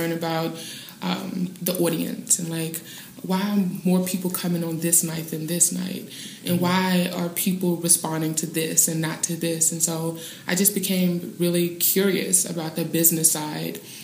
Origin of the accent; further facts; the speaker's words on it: Atlanta, Georgia, United States; moved away as an adult; now in New York, United States; I'm an ATLian